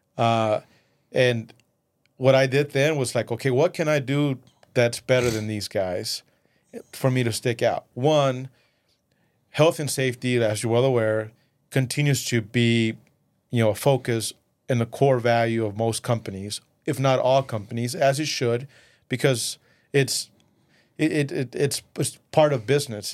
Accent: West Texas, United States; first language Spanish; English is a second language; also born or lived in Mexico / Midland, Texas; we moved to the U S when I was eleven. Uh, raised in West Texas, you know, everywhere I go, it doesn't matter any part of the world, I always say I'm a, I'm a West Texas, you know, Odessa, Midland guy

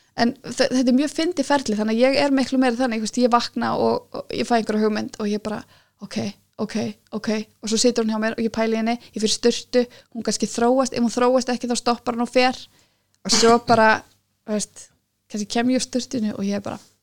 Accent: Iceland; ég er frá Íslandi

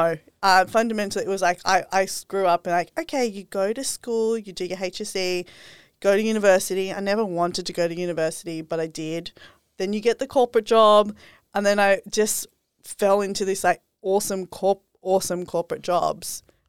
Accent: Sydney, New South Wales, Australia; moved away as an adult; now in Gold Coast, Australia; I was brought up in Sydney and I was living full corporate life. This is also like part of my journey. And I decided to quit corporate last year. Now I'm living up here in the Gold Coast.

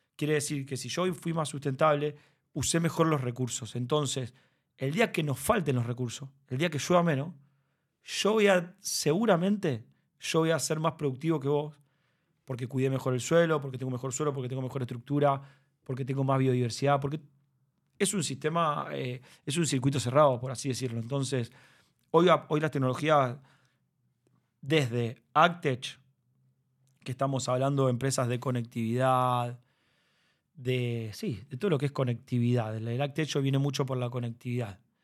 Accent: Rosario, Santa Fe, Argentina; yo nací en Rosario

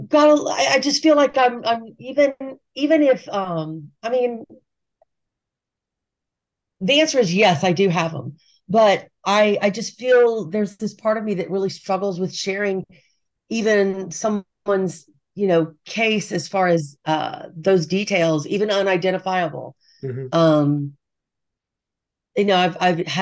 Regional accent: Texas, United States; I'm from Texas and my mother's from Texas.

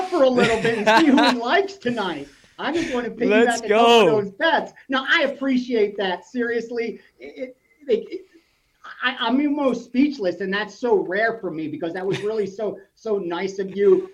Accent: Philadelphia, Pennsylvania, United States; I grew up in Philadelphia and then right outside of Philadelphia

